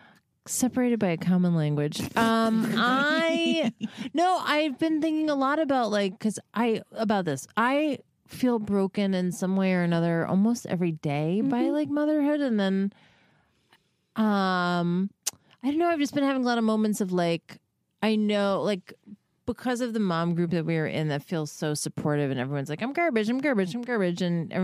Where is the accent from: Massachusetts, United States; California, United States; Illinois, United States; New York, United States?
New York, United States; Well, my husband's from Boston and I'm from New York.